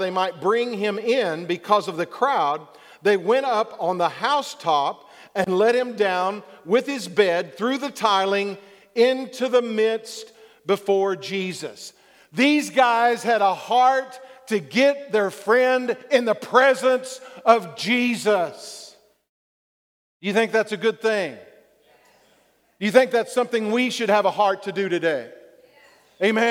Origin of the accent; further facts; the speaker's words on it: Texas, United States; accent: southern drawl; I was born in Texas. Sometimes my southern draw comes out.